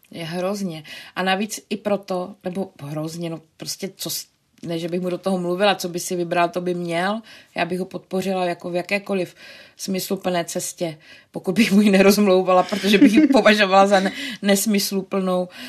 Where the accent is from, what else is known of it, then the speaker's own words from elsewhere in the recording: Brno, South Moravian Region, Czechia; moved away as an adult; now in Prague, Czechia; my jsme oba z Brna